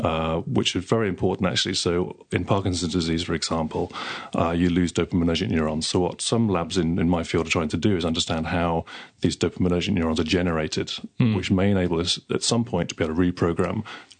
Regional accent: Denmark; English is a second language; now in Victoria, Australia; either from other states in Australia or from other countries, as I did. I came down from Denmark.

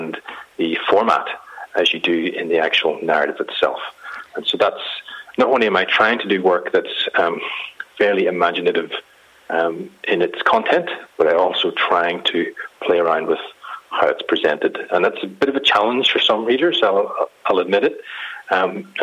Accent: Ireland; I'm Irish, and we can't really take anything very seriously

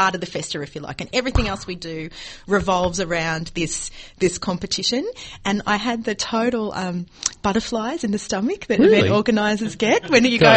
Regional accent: Australia; growing up in Italian families, Australian Italian families

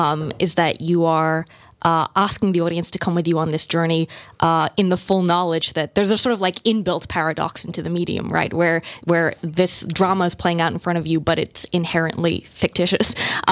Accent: Melbourne, Victoria, Australia; now in United States; but I spent the bulk of my life in Melbourne and I really, my dad's Australian. I strongly identify as Australian and Thai and now American.

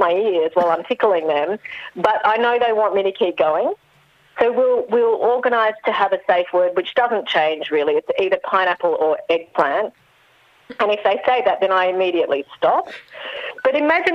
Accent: Melbourne, Victoria, Australia; I'm from Melbourne

